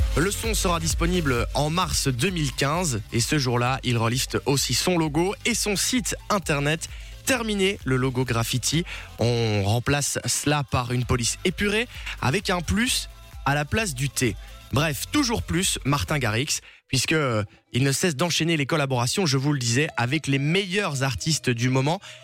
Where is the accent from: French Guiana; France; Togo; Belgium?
Belgium; chez nous en Belgique